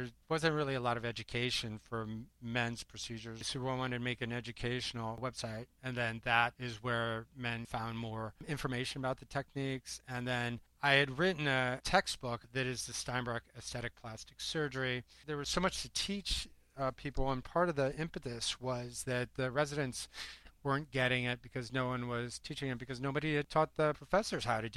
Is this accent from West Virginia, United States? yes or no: no; Iowa, United States; moved away as an adult; now in New York City, United States; I grew up in Iowa, tiny little town, 800 people.